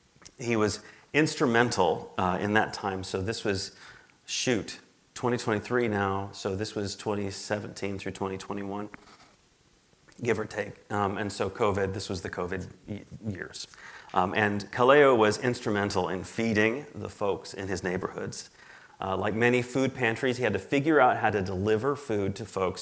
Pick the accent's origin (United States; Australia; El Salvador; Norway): United States; Midwest; moved away as an adult; also born or lived in Hawaii; now in Mountain Home, United States; I'm originally from the Midwest